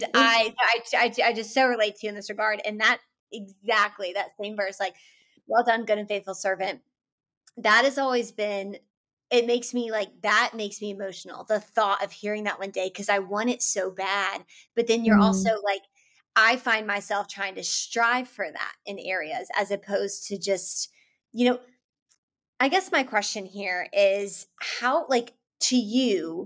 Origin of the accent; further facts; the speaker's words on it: Atlanta, Georgia, United States; Bible Belt too, born and raised in Atlanta